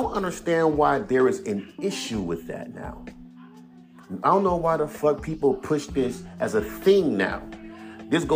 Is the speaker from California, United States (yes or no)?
yes; Inglewood, California, United States; I'm from Inglewood, California